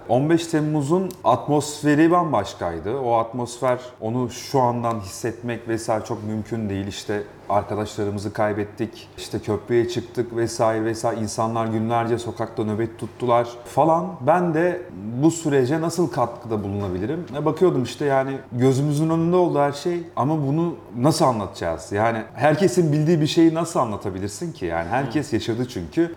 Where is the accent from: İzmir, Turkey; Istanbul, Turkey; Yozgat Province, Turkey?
Yozgat Province, Turkey; Sorgun; moved away; Ben böyle küçük bir ilçede büyüdüm, Yozgat Sorgun'da.